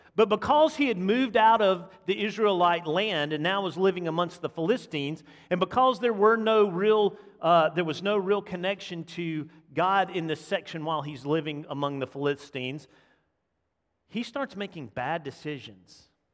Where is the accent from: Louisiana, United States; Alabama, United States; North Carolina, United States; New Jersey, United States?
Alabama, United States; Montgomery; We grew up in Montgomery, or my family was in Montgomery, so we being the boys, the … boys, grew up in Montgomery